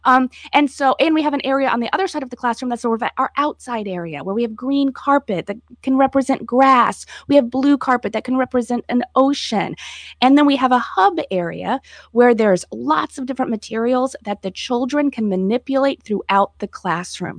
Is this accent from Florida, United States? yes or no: yes; Florida, United States; moved away as an adult; I was happy to come back to my home state